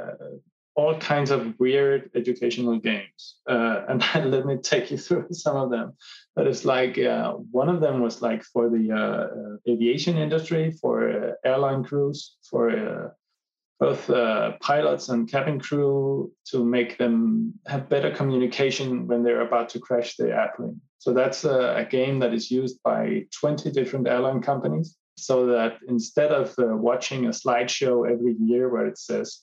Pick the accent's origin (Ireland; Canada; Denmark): Denmark; Copenhagen, Capital Region of Denmark; I am from Copenhagen in Denmark in Europe